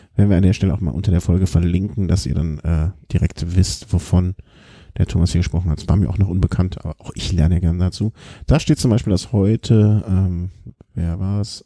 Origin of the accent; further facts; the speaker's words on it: Cologne, North Rhine-Westphalia, Germany; ich bin natürlich dann äh, eigentlich als Kölsche Natur